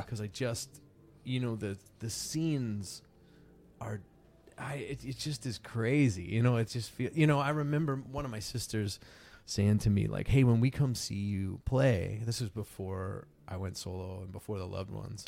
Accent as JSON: {"language": "English", "region": "East Coast of the US", "country": "United States", "moved": "as an adult", "lives_now": "California, United States", "said": "I'm from the East Coast of, of, of the U S"}